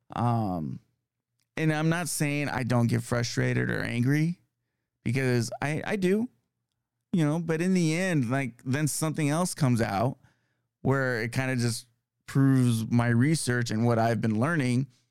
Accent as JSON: {"language": "English", "region": "California", "country": "United States", "tie": "born or raised there", "moved": "yes", "said": "it's nice to see my home state. Um, I still have a lot of family out there"}